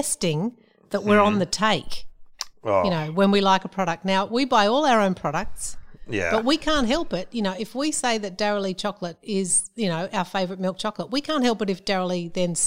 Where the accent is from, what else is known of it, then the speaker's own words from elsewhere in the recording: Australia; I'm an Australian